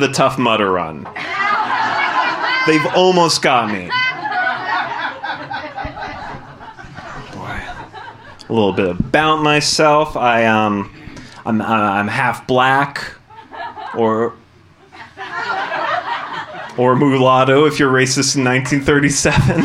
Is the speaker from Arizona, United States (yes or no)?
yes; Arizona, United States; I grew up in the suburbs of Arizona, which is an incredibly white place